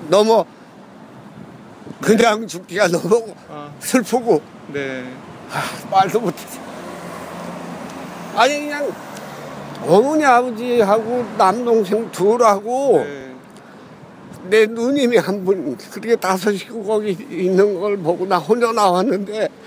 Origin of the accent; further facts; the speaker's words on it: Yonan, North Hwanghae, North Korea; moved away as an adult; 황해도 연백군.